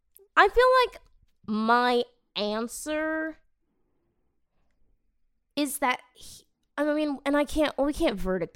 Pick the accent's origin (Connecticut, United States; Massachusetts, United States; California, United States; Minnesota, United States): Massachusetts, United States; Boston; I'm from Boston, trust me.